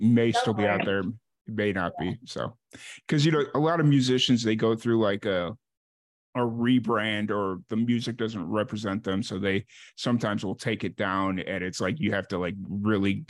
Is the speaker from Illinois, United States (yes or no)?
yes; Chicago, Illinois, United States; now in Central Texas, United States; I grew up in the South Side of Chicago